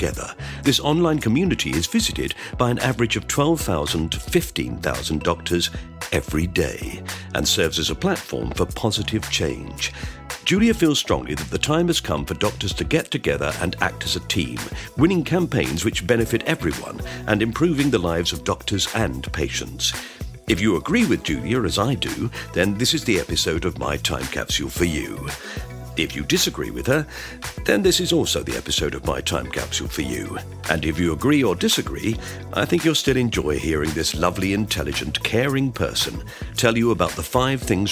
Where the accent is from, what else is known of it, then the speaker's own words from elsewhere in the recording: United Kingdom; being British